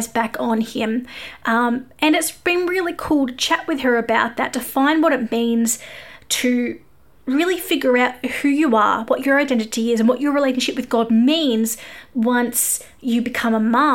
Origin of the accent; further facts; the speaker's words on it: Australia; I am an Aussie music journalist